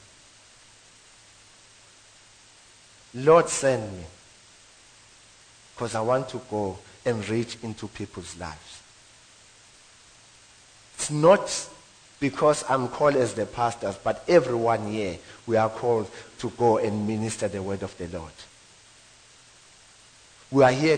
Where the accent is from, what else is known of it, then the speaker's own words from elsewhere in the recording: South Africa; now in Witbank, South Africa; I'm moving houses from White Bank to Embo, where I grew up, to one room, one bedroom, from three bedroom